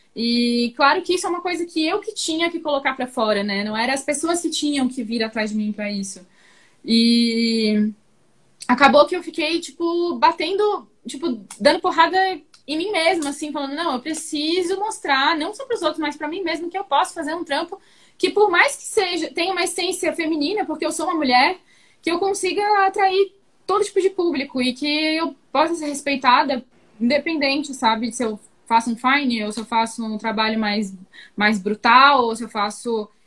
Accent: Florianópolis, Santa Catarina, Brazil; moved away as an adult; now in São Paulo, Brazil; eu gosto muito de Floripa, é a minha cidade, foi onde eu cresci, foi onde eu nasci

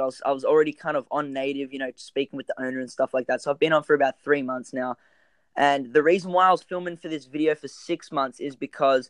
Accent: Sydney, New South Wales, Australia; I grew up in this little town called Manly

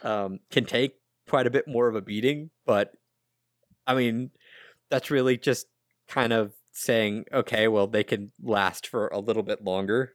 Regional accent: United States; I'm American

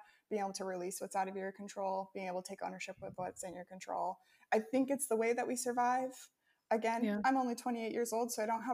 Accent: Midwest, United States; moved away as an adult; now in Ukraine; growing up in the Midwest of America

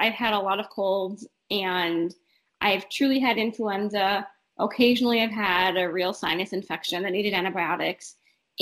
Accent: northern Minnesota, United States; moved away as an adult; now in Omaha, United States; I am originally from northern Minnesota. I grew up very close to the western tip of Lake Superior

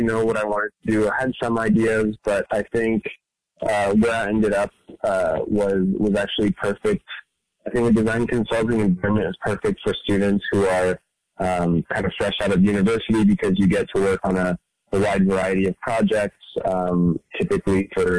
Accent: France; moved away as an adult; also born or lived in Dubai; now in San Francisco, United States; I'm an artist and designer living in San Francisco. I grew up in France and Dubai and moved to America for university, and I've been here ever since.

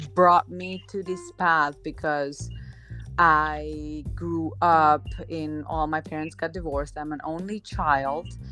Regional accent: Slovenia; now in Dominican Republic; I'm originally from Slovenia, but I'm living in the Dominican Republic

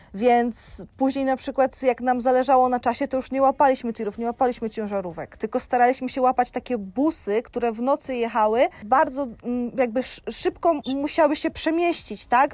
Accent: Jarosław, Subcarpathian Voivodeship, Poland; moved away as an adult; also born or lived in Dominican Republic / Iceland / Jordan; now in Tenerife, Spain; u siebie w Jarosławiu

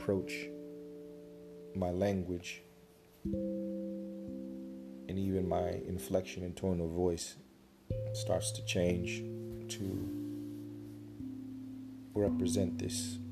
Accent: United States; how I grew up in America

